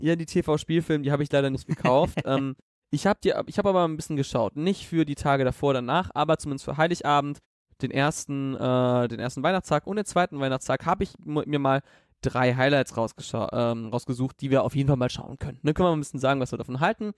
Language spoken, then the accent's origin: German; Southern Germany, Germany; moved away; in Süddeutschland, wo ich herkomme.